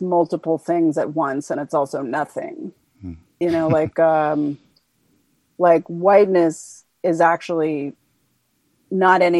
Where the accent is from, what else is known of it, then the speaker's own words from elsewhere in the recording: Washington, District of Columbia, United States; I grew up in Washington, D.C.